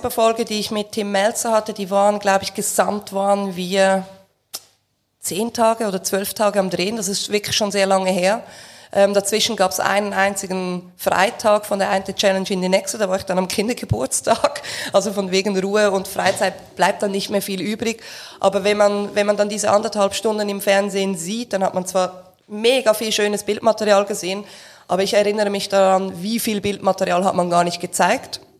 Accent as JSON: {"language": "German", "country": "Switzerland", "said": "und ich bin ja Schweizer und nicht Deutscher"}